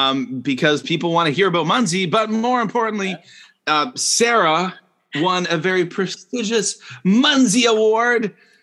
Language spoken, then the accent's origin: English; Canada; now in Shenzhen, China; I'm a Canadian who lives in Shenzhen, China.